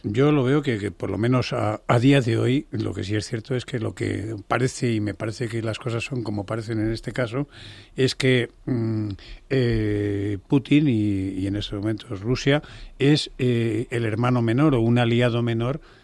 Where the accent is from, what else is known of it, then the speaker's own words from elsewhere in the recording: Spain; como español